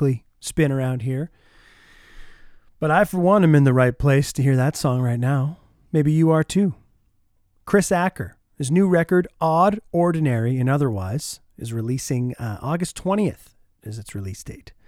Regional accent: Oshawa, Ontario, Canada; now in Winnipeg, Canada; I grew up in Oshawa, Ontario, a huge junior hockey rivalry

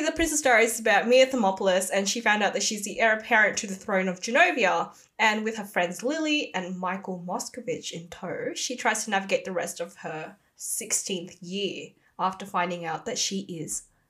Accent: Australia; also born or lived in Indonesia; growing up in Australia

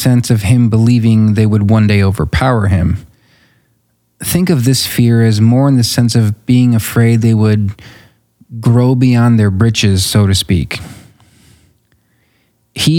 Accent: United States; as an American

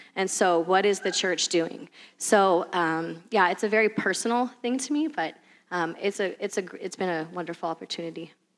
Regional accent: California, United States; moved away as an adult; we're from California originally

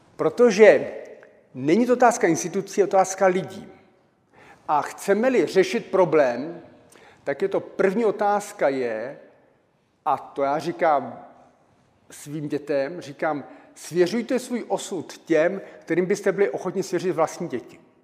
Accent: Czechia; Narodil jsem se v Československu a, e, a žiju v České republice

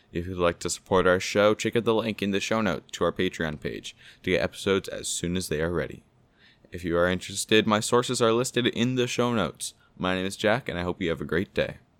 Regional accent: Ottawa, Ontario, Canada; my hometown of Ottawa

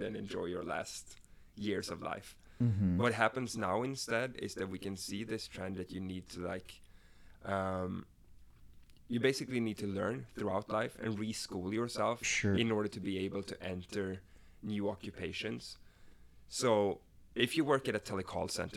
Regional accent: Sweden; English is a second language; moved away as an adult; now in United States; I come from Sweden, so I actually grew up in a socialist society

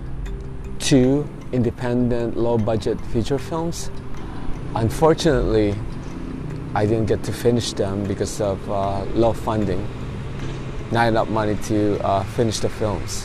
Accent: Los Angeles, California, United States; moved away; I'm from Los Angeles, California

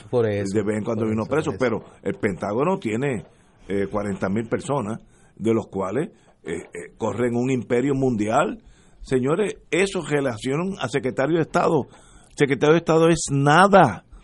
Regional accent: Puerto Rico; Mi consejo como puertorriqueño

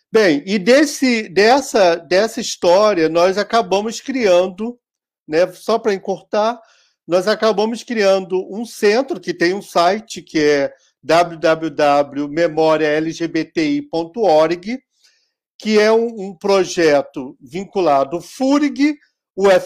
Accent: Rio Grande do Sul, Brazil; deveria estar entre aqueles e aquelas que nós, como gaúchos, que gostamos de criar mitos, lutadores pela, pela democracia, guerreiros e etc, etc

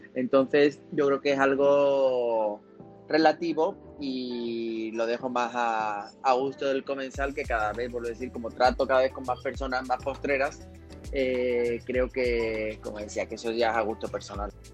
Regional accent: Seville, Andalusia, Spain; moved away as an adult; now in Mexico; yo soy un sevillano eh, que vive en México hace ya nueve años

